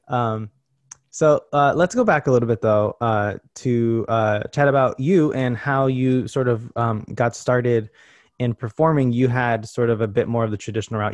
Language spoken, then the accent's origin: English; Connecticut, United States; moved away; I grew up in Connecticut, you know, an hour and a half away from here.